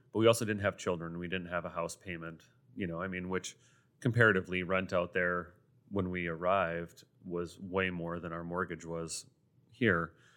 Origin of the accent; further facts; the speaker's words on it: Sioux Falls, South Dakota, United States; also born or lived in France / New York City / Rapid City; born and raised in Sioux Falls